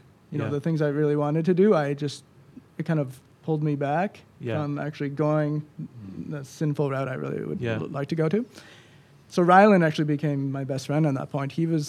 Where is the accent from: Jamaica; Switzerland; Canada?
Canada; Peterborough; born there; So I was born in Peterborough. To a low-income family.